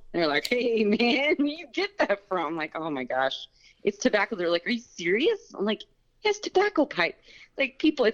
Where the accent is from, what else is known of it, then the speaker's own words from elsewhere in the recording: Southern California, United States; I'm a hillbilly from California